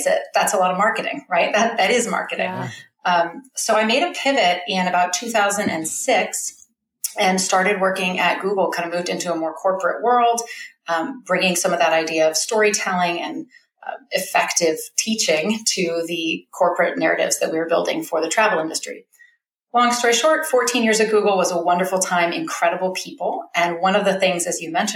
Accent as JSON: {"language": "English", "area": "Bay Area", "region": "California", "country": "United States", "tie": "born or raised there", "moved": "as an adult", "lives_now": "Alaska, United States", "said": "I'm a Californian originally. I was born and raised in the Bay Area"}